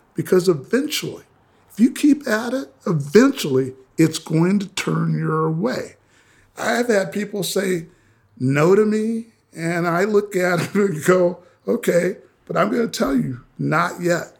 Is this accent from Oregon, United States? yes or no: no; Minnesota, United States; also born or lived in Kansas City, Missouri; I was born in Kansas City, grew up in Minnesota